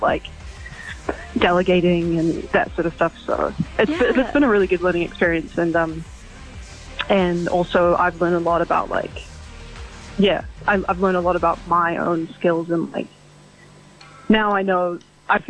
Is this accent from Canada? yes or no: no; Auckland, New Zealand; I'm from Auckland, New Zealand.